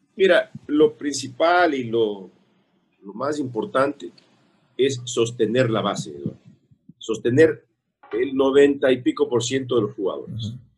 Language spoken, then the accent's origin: Spanish; Quito, Pichincha, Ecuador; soy de Quito